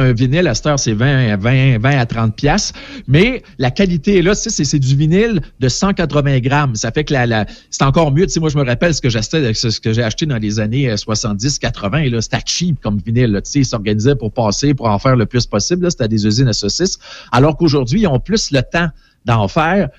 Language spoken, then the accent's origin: French; Portneuf, Quebec, Canada; une pharmacie qui était à quelques maisons de chez nous, à Portneuf